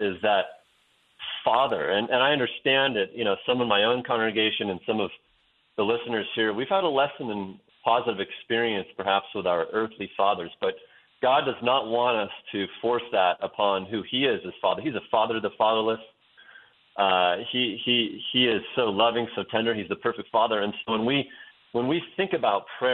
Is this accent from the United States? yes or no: yes; Western Oregon, United States; moved away as an adult; also born or lived in Wyoming; I grew up in Western Oregon in a town that's known as the Amsterdam of America